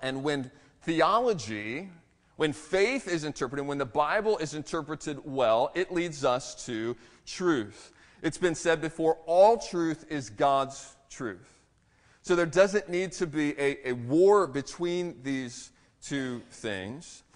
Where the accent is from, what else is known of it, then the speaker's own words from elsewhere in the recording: Maryland, United States; moved away; also born or lived in Texas; I'm, I'm from Maryland